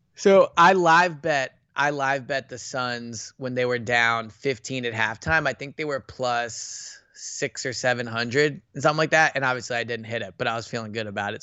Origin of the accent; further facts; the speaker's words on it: Philadelphia, Pennsylvania, United States; I grew up in Philadelphia, like, I grew up loving Philadelphia sports